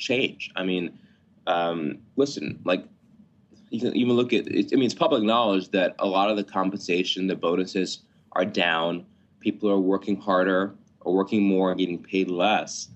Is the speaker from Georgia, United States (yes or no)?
yes; Atlanta, Georgia, United States; I grew up in Atlanta